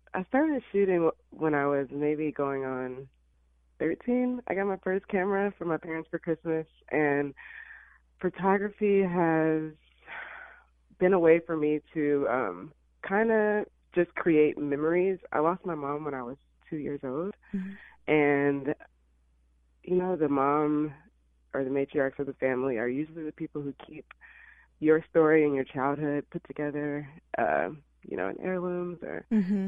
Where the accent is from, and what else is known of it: Illinois, United States; born or raised there; moved away as an adult; also born or lived in Alabama; now in Los Angeles, United States